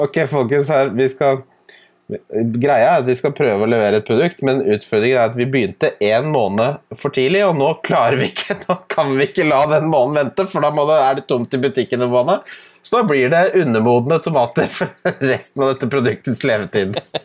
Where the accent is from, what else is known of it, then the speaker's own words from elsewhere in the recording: Ski, Akershus, Norway; da jeg vokste opp i Ski